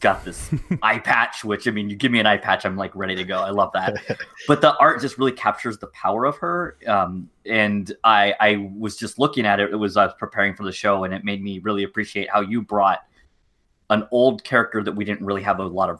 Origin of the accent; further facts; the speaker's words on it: California, United States; now in Minneapolis, United States; I'm from California, so you pass over on your way to other places. And now that I live here